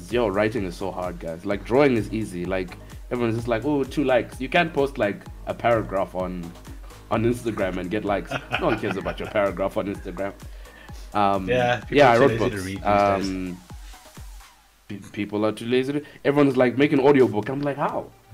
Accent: Harare, Zimbabwe; also born or lived in South Africa; Born and raised in Harare, Zimbabwe.

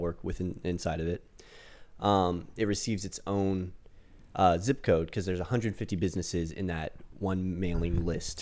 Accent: United States; I'm American

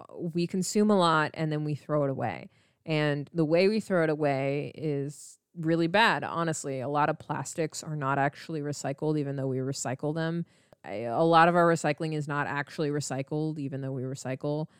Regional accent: United States; I am Indian American, so I am brown

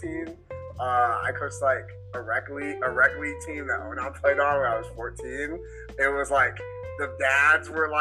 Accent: Chicago, Illinois, United States; I'm from the South Side of Chicago.

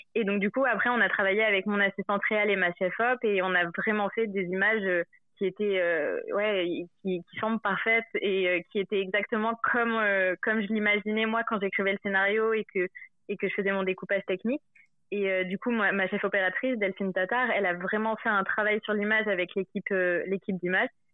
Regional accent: Montpellier, Occitania, France; moved away; also born or lived in Paris; je suis de Montpellier de base

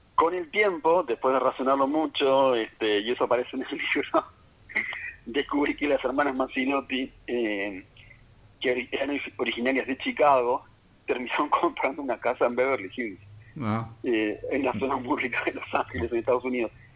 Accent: Montevideo, Uruguay; Soy oriundo de Montevideo

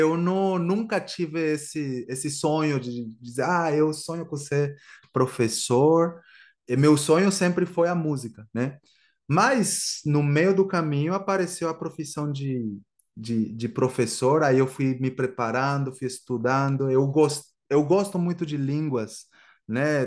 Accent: Guatemala; first language Spanish; Portuguese is a second language; moved away as an adult; also born or lived in Brazil / England; eu sou da Guatemala e eu estou morando no Brasil aproximadamente uns oito anos

